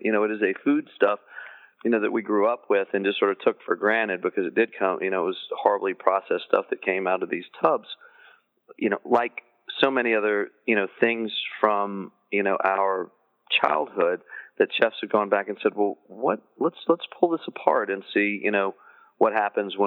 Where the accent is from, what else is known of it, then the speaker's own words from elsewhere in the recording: the South, United States; in the South, we consider it a vegetable